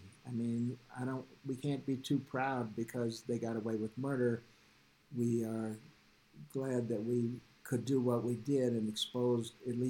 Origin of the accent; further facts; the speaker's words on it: Georgia, United States; I grew up in Georgia